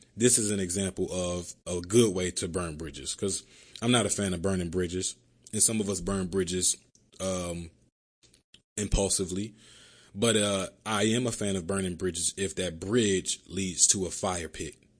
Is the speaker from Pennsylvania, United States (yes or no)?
yes; Philadelphia, Pennsylvania, United States; moved away as an adult; now in Miami, United States; growing up in Philly